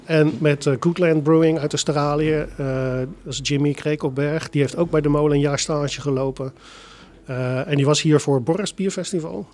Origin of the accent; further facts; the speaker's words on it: Delft, South Holland, Netherlands; mijn geboortestad. Ik ben ook echt wel heel erg verknocht in, eh, aan, aan, aan, Delft